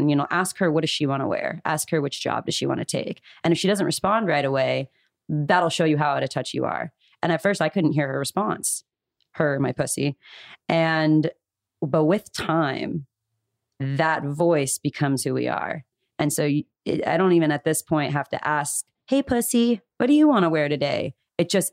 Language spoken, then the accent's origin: English; Calabasas, California, United States; I grew up in Calabasas